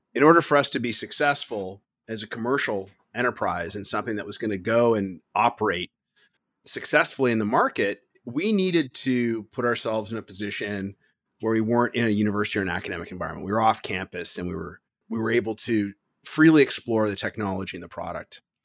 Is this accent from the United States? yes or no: no; Toronto, Ontario, Canada; moved away; originally, I'm from Toronto